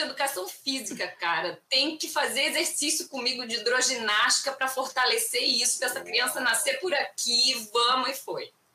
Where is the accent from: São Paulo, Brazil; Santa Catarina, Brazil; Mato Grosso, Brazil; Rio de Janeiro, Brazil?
Mato Grosso, Brazil; Cuiabá; moved away as an adult; Eu sou de Cuiabá, Mato Grosso, nascida e criada lá e morei lá 38 anos da minha vida sem arredar o pé para lugar nenhum